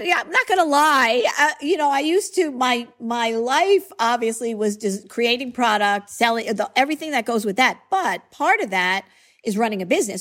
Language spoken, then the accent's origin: English; Long Island, New York, United States; born or raised there; accent: New York